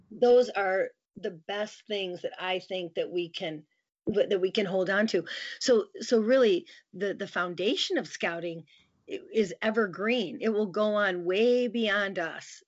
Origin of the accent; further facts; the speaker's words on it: near Grand Rapids, Michigan, United States; moved away as an adult; now in Lansing, United States; went back to my hometown near Grand Rapids, Michigan